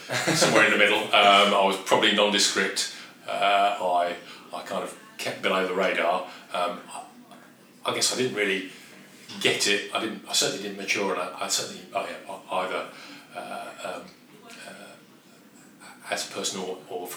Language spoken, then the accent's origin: English; Birmingham, West Midlands, United Kingdom; accent: Brummie; moved away as an adult; also born or lived in London; I'm a Brummie.